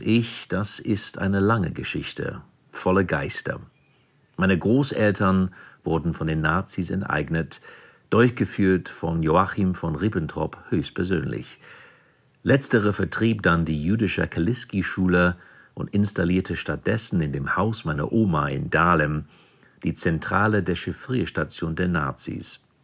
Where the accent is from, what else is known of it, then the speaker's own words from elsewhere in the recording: London, United Kingdom; also born or lived in South Africa; now in Berlin, Germany; Ich wurde in Südafrika geboren, bin in London aufgewachsen und lebe seit 2016 in Berlin.